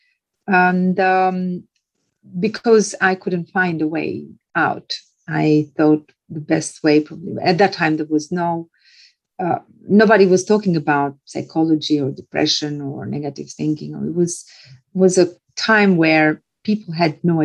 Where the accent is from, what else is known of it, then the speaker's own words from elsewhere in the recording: Albania; moved away; also born or lived in Tirana; So I managed to take myself out of that village to a little town, and then from a little town to a bigger city. And I ended up in the capital city of my home country, Albania